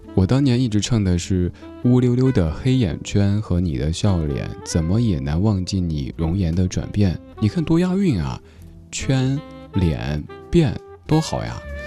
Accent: Sichuan, China; accent: Sichuanese; 在我家乡话当中呢，这个说法特别地可爱，高跟儿害。对，四川话里说高跟鞋就是高跟儿害

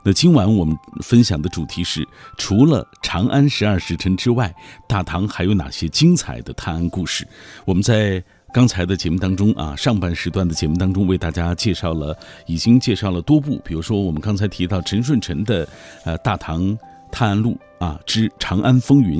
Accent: Taiyuan, Shanxi, China; 狄仁杰就是我们太原人的骄傲。呃，我们就住在狄村狄阁老的故居旁边，这里有狄公祠、狄仁杰文化公园正在筹建当中，也欢迎大家来拥有两千五百年历史的文化名城太原来观光旅游

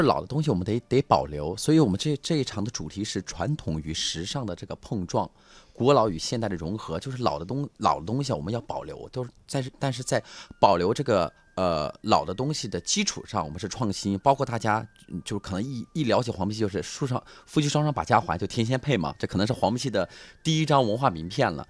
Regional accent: Anhui, China; 我们俩因为是安徽人的身份

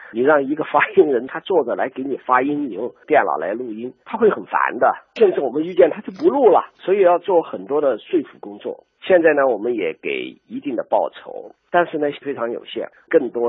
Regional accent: Sichuan, China; accent: Sichuanese; 我们四川话啊，说穿鞋说海啊，大街是街啊，大街巷子是巷

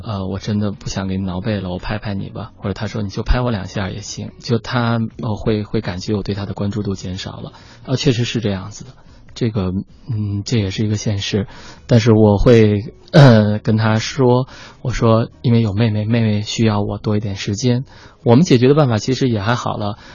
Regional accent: China; 我觉得中国的男性，因为我也是这样成长的

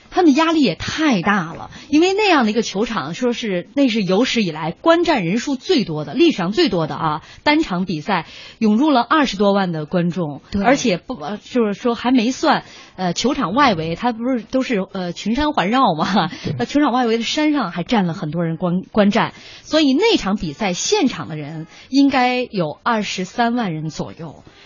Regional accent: China; 我们中国人

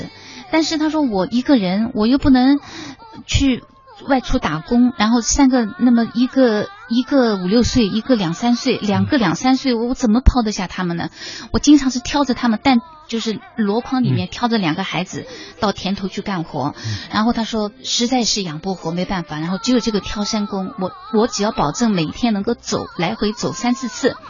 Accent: China; 我说我们中国人怎么能这样子？

